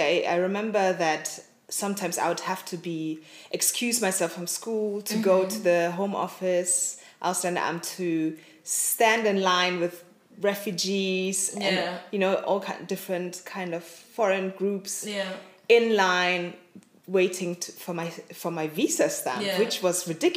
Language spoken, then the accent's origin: English; Mönchengladbach, North Rhine-Westphalia, Germany; now in Berlin, Germany; I was born and raised in Mönchengladbach, a small town in Nordrhein-Westphalia near Düsseldorf. My parents are from Ghana. And been living now back in Germany for the past 2 years now. I'm in Berlin.